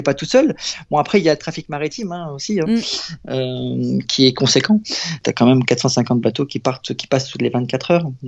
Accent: Abbeville, Hauts-de-France, France; je suis originaire d'Abbeville

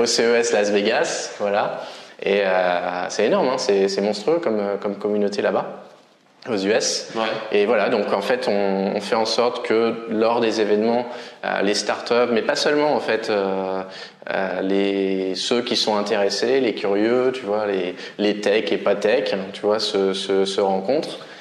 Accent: Normandy, France; now in Vietnam; je suis normand.

